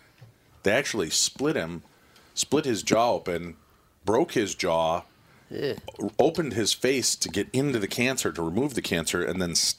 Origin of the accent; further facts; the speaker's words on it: Illinois, United States; where I grew up in Illinois.